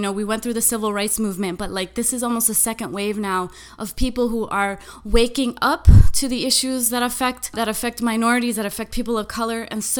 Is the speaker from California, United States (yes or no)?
no; Florida, United States; born or raised there